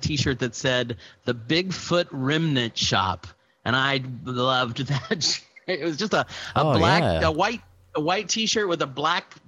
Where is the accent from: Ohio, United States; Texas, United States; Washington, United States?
Texas, United States; Houston; I grew up near Clear Lake in Baybrook Mall